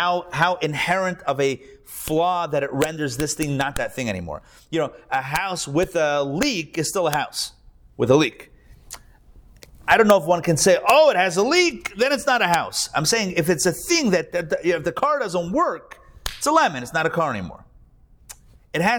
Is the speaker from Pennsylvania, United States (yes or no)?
yes; Pittsburgh, Pennsylvania, United States; now in Atlanta, United States; growing up in Pittsburgh